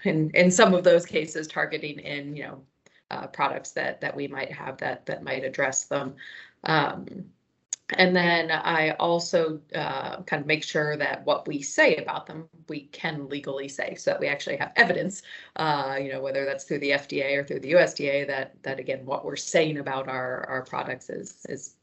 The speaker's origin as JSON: {"language": "English", "region": "Pennsylvania", "country": "United States", "tie": "born or raised there", "said": "I grew up in Pennsylvania"}